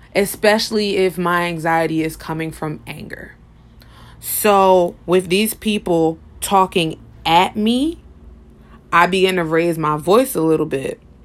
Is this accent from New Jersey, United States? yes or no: yes; Paterson, New Jersey, United States; my hometown of Patterson, New Jersey